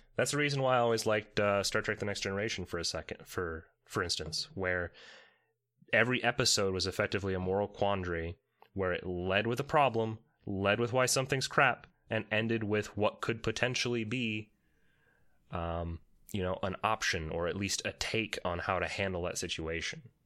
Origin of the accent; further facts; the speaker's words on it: Romania; I am from Romania